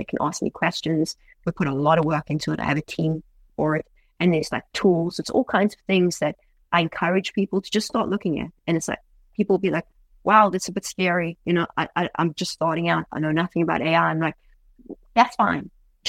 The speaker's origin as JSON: {"language": "English", "country": "United States", "said": "I'm like, I'm American through and through."}